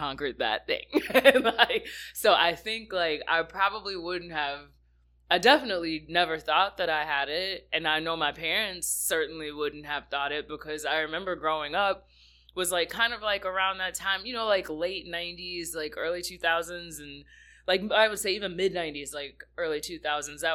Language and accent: English; South Haven, Michigan, United States; I grew up here in Michigan. I'm a Lakeshore kid, so I grew up in a really small town, just kind of like right outside of South Haven, Michigan, right on Lake Michigan. That's where I was born and raised